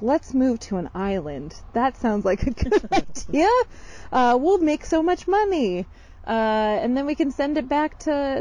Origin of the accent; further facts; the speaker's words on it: Boise, Idaho, United States; moved away as an adult; also born or lived in Lake Oswego, Oregon / Fort Collins, Colorado / Washington / Illinois; I grew up here in Boise from the age of 9, and then I left at 18.